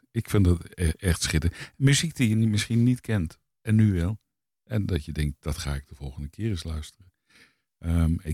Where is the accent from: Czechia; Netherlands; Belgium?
Czechia; Dutch is a second language; Smetana is natuurlijk heel erg eh, eh, beroemd om eh, mijn vaderland.